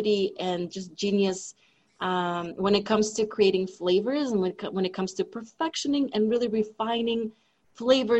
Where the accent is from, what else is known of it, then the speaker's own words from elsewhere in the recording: Russia; moved away; I grew up in Russia